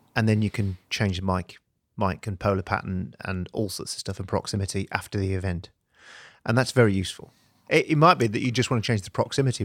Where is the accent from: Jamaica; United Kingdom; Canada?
United Kingdom; I'm typically British